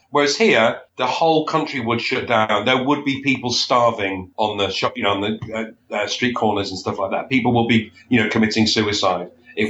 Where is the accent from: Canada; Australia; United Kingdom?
United Kingdom; Wigan, North West England; I am, yeah. So originally, well, I was brought up in a place called Wigan, which I'm sure you've heard of.